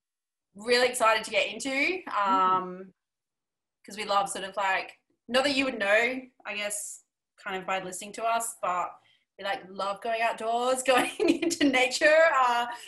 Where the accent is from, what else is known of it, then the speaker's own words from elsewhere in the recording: South Australia, Australia; now in Victoria, Australia; We have no family in Victoria. We're actually from South Australia.